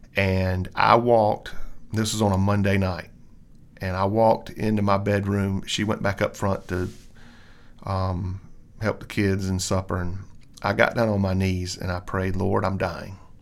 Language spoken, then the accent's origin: English; Columbia, United States; I grew up in the Baptist church, um, here in Columbia all my life